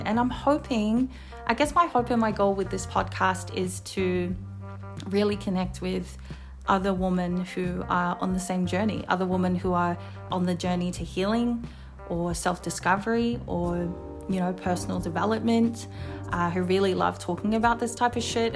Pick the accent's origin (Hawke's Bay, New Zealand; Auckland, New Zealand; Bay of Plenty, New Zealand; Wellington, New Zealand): Wellington, New Zealand; moved away as an adult; now in Sydney, Australia; I'm originally from Wellington, New Zealand. Hey, anyone who's from Welly. Uh, but I moved here to Sydney nine years ago with my partner.